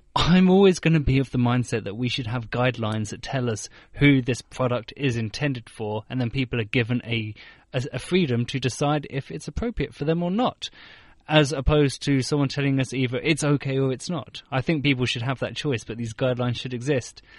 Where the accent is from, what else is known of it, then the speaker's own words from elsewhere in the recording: United Kingdom; moved away as an adult; now in Beijing, China; I'm I'm from the United Kingdom